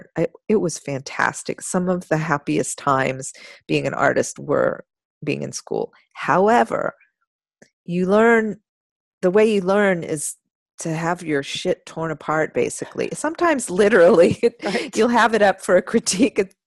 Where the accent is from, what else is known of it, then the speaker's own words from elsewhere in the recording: Austin, Texas, United States; I grew up in Austin. Oh, I wasn't born here, but I grew up here